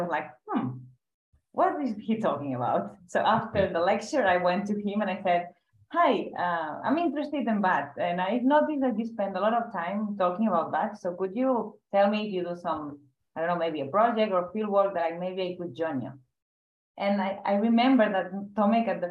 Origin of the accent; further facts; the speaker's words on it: Catalonia, Spain; we spent the whole summer so catching bats in many cave systems, nearby these hydroelectric plants, power plants here in Catalonia